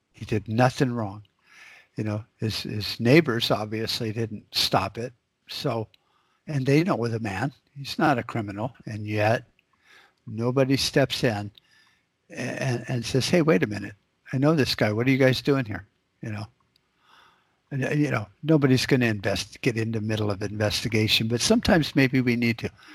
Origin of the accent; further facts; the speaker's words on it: United States; as an American